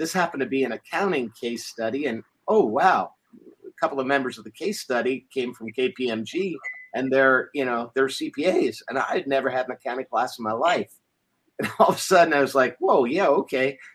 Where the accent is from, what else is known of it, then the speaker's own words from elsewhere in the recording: United States; I was the Yank. I was the guy that was the outsider and different and had funny accents, and I was stereotyped for being American